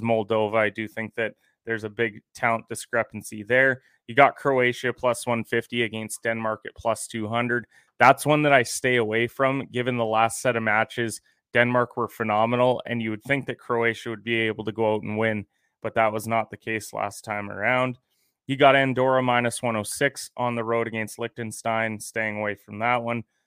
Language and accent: English; Canada; I'm a Canadian